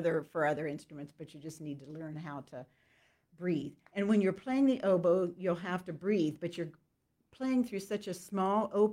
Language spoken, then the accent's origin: English; Indianapolis, Indiana, United States; moved away as an adult; now in Lancaster, United States; I was from Indianapolis